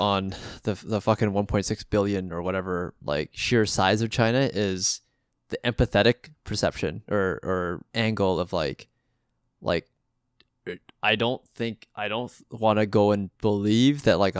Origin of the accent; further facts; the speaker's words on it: Canada; As a Canadian, it matters a little bit less